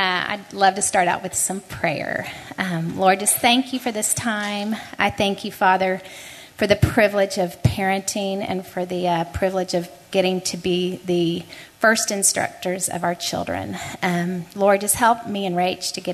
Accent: Houston, Texas, United States; I was raised in Houston

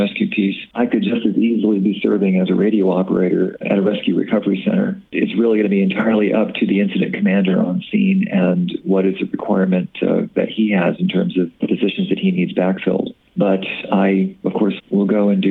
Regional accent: Bay Area, California, United States; now in Des Moines, United States; I grew up on the Upper California coast

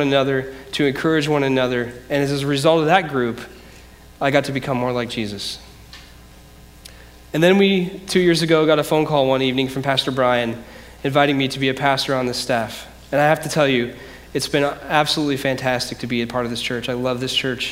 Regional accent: Decatur, United States; also born or lived in Grand Rapids, Michigan; I grew up here in Decatur, but in 1998, I moved to Grand Rapids, Michigan

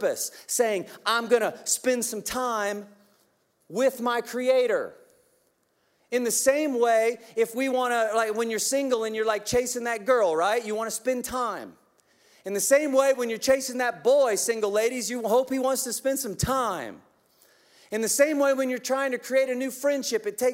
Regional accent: Kansas, United States; I'm from Kansas.

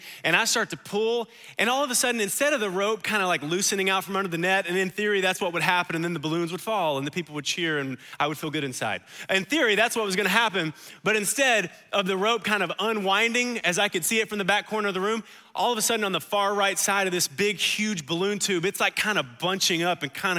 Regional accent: United States; I'm an American.

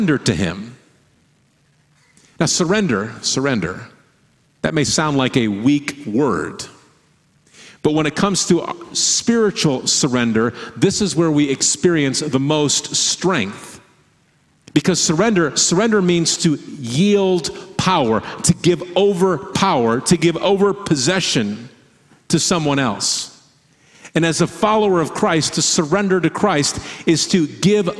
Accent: Michigan, United States; moved away as an adult; now in Oregon, United States; the state where we grew up in Michigan

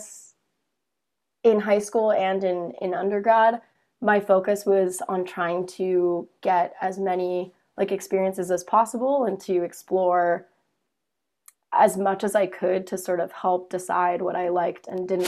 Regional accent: Pittsburgh, Pennsylvania, United States; moved away as an adult; also born or lived in Ithaca, New York; I am from Pittsburgh, Pennsylvania. It's where most of my family is currently

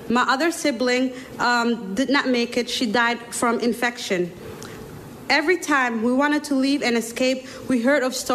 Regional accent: Somalia; now in United States; I'm from Somalia. 23 years ago, me and my family entered uh, um, in the U.S. to seek asylum.

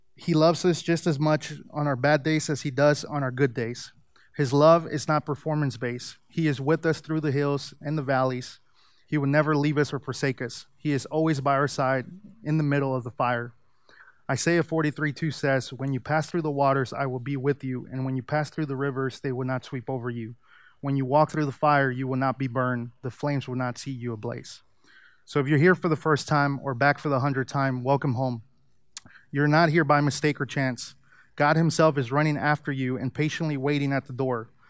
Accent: Mexico City, Mexico; moved away; I was born in Mexico City, and most of my family is Catholic. I grew up attending church

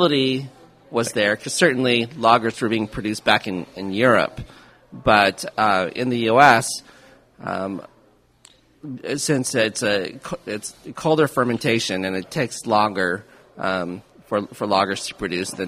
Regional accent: Kansas City, Missouri, United States; I'm born and raised in Kansas City

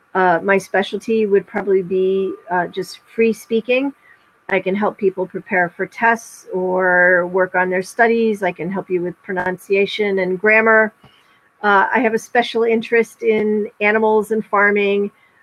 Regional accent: United States; first language English; don't let the job fool you. I am American. I'm a native speaker of English

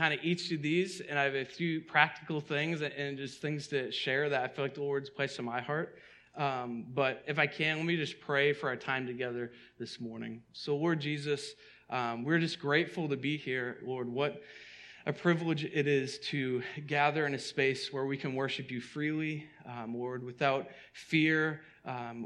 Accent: outside of Boston, Massachusetts, United States; the church I grew up in outside of Boston

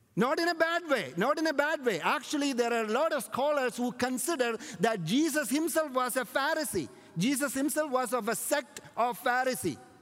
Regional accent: India; my hometown, there is a Jewish community that were there and they're still there to an extent right from the time of King Solomon in India

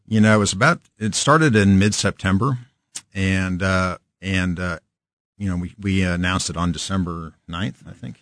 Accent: Kansas City, Kansas, United States; also born or lived in Lawrence, Kansas; born and raised in Kan-, we're born in Lawrence, raised in Kansas City, Shawnee Michnice grad

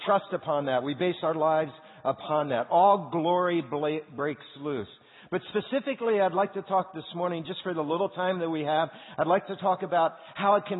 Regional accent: Indianapolis, Indiana, United States; I'm from Indianapolis

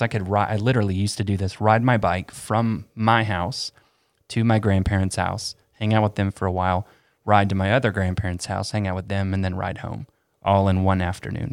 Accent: Asheville, North Carolina, United States; also born or lived in Tampa, Florida; we moved to Asheville from Tampa when I was ten

